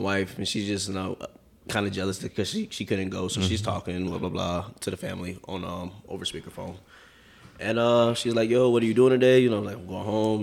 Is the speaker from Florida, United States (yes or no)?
yes; St. Petersburg, Florida, United States; now in Las Vegas, United States; I'm originally from St. Pete